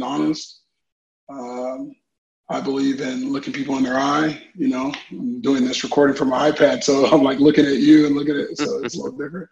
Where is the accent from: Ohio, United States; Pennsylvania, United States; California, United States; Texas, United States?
California, United States; Orange County; I come from Southern California. Grew up in Orange County, California.